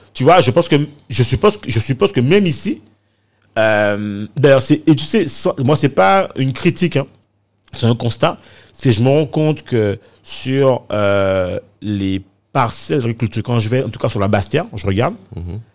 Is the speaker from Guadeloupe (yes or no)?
yes; Morne-à-l'Eau, Guadeloupe; je suis originaire de Moranalo, pas du, côté de, de ma mère